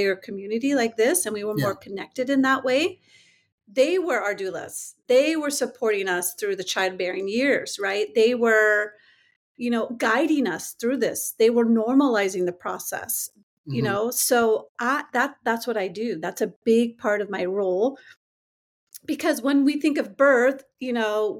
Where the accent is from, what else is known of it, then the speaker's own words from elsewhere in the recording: San Jose, California, United States; I am a California native. So born and raised in San Jose, California.